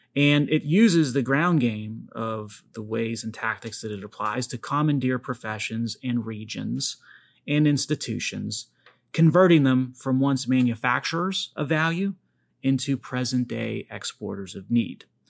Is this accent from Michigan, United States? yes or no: no; Pittsburgh, Pennsylvania, United States; although I never left Pittsburgh